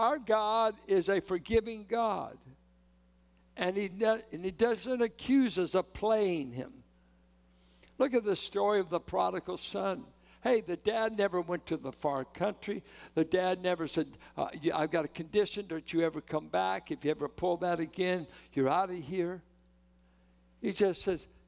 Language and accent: English; Richmond, California, United States; I'm from Richmond.